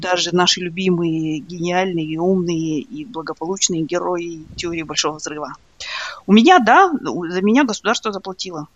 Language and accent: Russian; East Kazakhstan Region, Kazakhstan; also born or lived in Soviet Union; now in United States; я, например, росла в, э, в Восточном Казахстане, в маленьком городке